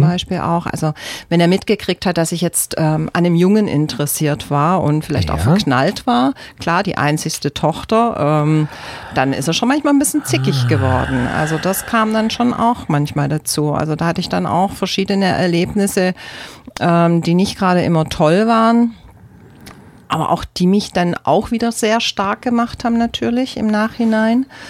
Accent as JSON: {"language": "German", "country": "Germany", "said": "aus Deutschland durfte halt aus Deutschland raus"}